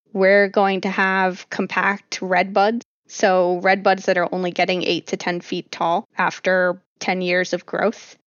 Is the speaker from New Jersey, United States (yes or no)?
yes; New Jersey, United States; I grew up in South Jersey, and I grew up hanging out in the pine barrens